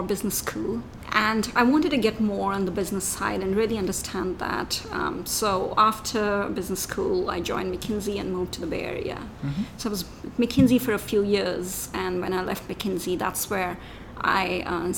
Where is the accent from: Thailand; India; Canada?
India; moved away; I grew up in India